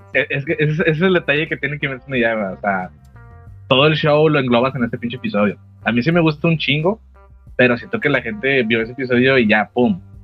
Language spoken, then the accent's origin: Spanish; Monterrey, Nuevo León, Mexico; somos de Monterrey